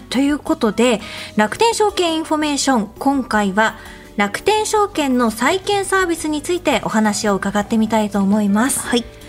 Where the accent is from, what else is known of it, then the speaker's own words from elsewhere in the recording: Sendai, Miyagi, Japan; moved away; 私は実家は仙台なんですが